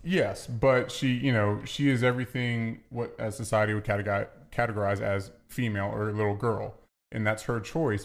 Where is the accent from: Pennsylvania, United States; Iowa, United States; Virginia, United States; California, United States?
Virginia, United States; I'm from the South